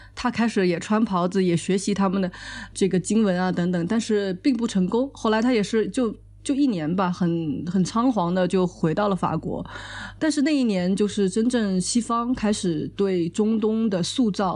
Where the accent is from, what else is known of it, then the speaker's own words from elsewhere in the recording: China; 我们作为中国人